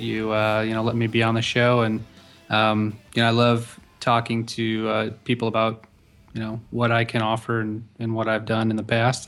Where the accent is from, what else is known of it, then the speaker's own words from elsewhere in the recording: St. Louis, Missouri, United States; working for another college back in my hometown, Saint Louis